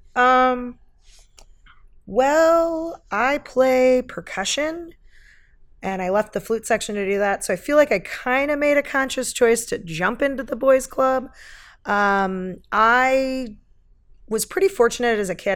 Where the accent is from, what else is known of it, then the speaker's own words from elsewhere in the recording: Eugene, Oregon, United States; moved away as an adult; also born or lived in San Jose, California; I grew up here in Eugene, Oregon